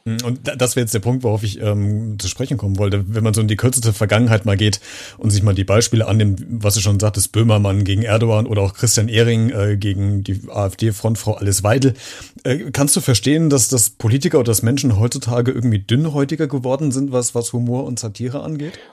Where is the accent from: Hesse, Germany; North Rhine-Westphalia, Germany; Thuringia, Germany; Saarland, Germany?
Hesse, Germany; Central; ich als leitender Mittelhesse